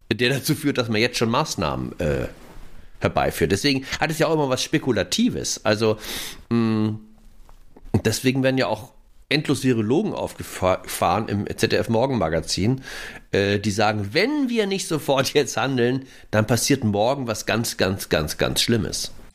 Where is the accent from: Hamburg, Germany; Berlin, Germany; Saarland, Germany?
Hamburg, Germany; ich bin ja aus Hamburg.